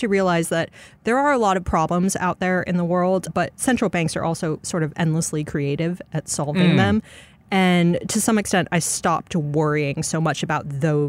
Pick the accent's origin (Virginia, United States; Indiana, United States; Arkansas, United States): Arkansas, United States; born there; also born or lived in Chicago / Dallas / Tokyo; So I was born in Arkansas in a place that no longer exists. It was a military base. My dad was with the Air Force. And then I lived in Chicago for a bit, Dallas for a bit.